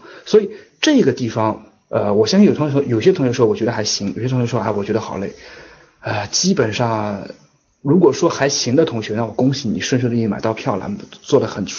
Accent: China; moved away as an adult; now in Shanghai, China; 我老家就在上海周边

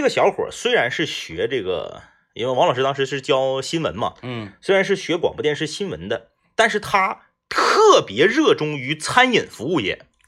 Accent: Changchun, Jilin, China; 那我是长春人

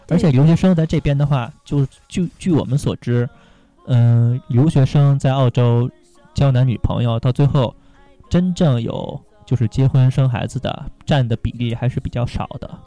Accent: Hong Kong; now in Australia; 我是香港人。

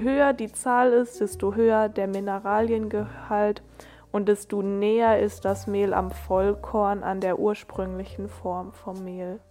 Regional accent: Germany; als Deutscher

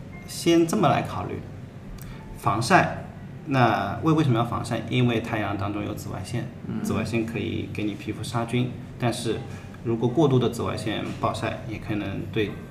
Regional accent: China; 我们中国人也传承了这么多年

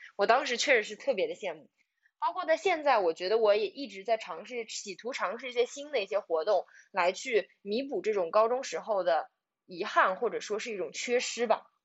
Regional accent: a small town in Zhejiang, China; moved away as an adult; now in Shanghai, China; 我来自浙江的一个小镇

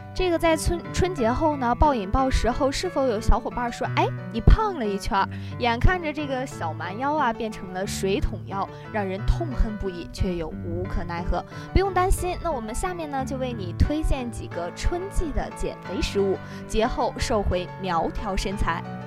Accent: Dalian, Liaoning, China; moved away as an adult; now in Nanning, China; 我的家乡在大连

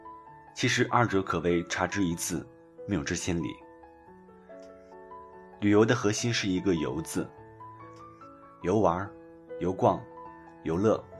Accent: China; 这里，我们也看到我们中国人旅游和外国人旅行的一些差别。

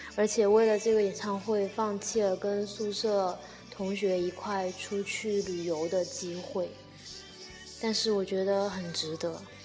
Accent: Nanchang, Jiangxi, China; 我从小在南昌长大，但是说真的，我对南昌的真的没有什么归属感

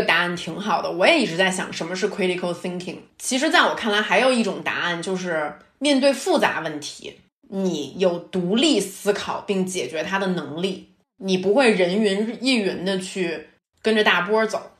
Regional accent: Beijing, China; also born or lived in Shenzhen; 我在北京长大

